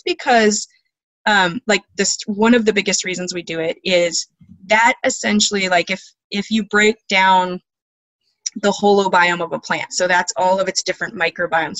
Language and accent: English; Alaska, United States; I was born and raised in Alaska on a homestead